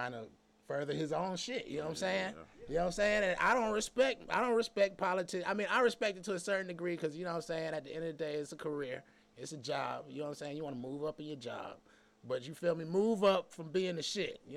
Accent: Atlanta, Georgia, United States; I'm from Atlanta

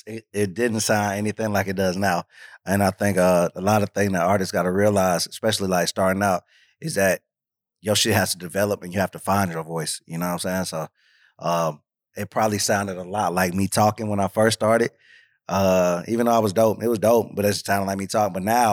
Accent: Georgia, United States; Stone Mountain and Lithonia. So yeah, just from around Autumn Park.

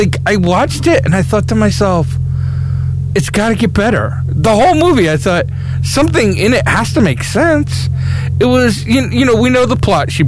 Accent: New York, United States; I'm a New Yorker.

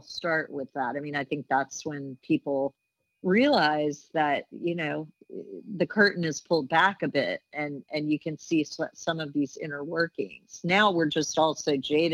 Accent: Virginia, United States; my home state finally, a little late, Virginia

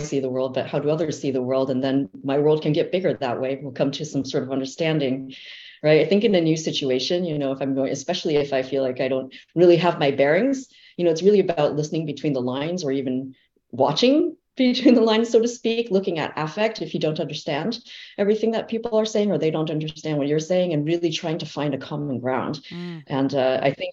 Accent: Fremont, California, United States; I am from the San Francisco Bay Area, actually. I was born in Fremont, California

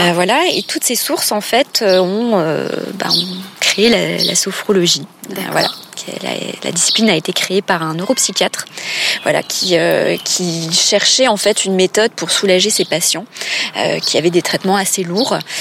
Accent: Grand Est, France; moved away as an adult; also born or lived in Paris region; now in Nancy, France; je suis revenue dans ma région natale. et puis, j'ai trouvé un poste à Nancy

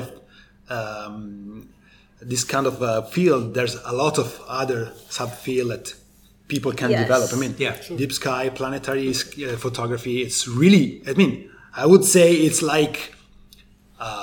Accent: the Alps, northern Italy, Italy; I was born in the Alps in Italy, and I know my territory, my Alps

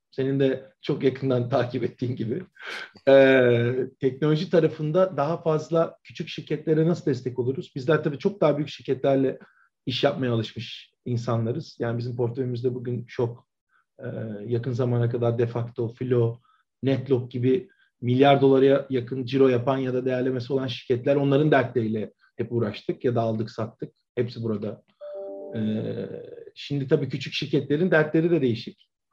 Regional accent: Edirne, Turkey; moved away as an adult; also born or lived in Ankara; ben Edirne'de doğdum. E, 1982 yılında. E, liseye kadar Edirne'de okudum

